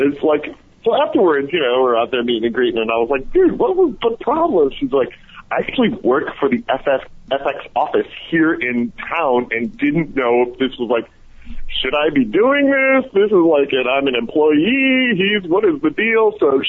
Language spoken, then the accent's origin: English; Detroit, Michigan, United States; now in Atlanta, United States; I'm from Detroit.